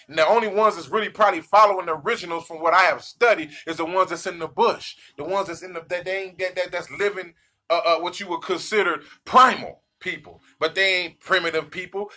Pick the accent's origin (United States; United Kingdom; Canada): United States; I'm African American.